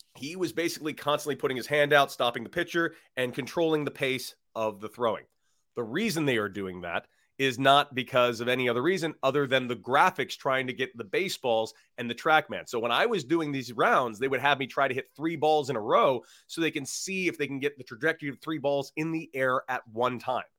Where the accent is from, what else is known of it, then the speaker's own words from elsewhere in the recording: Santa Monica, California, United States; I'm from Santa Monica and literally went to high school across the street